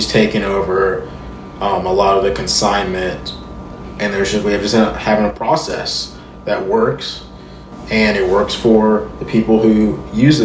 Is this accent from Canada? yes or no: no; Charlotte, North Carolina, United States; also born or lived in Columbia, South Carolina; now in Nashville, United States; I was born in South Carolina, Columbia, South Carolina. I grew up in Charlotte, North Carolina, and now I've lived in Nashville for a decade.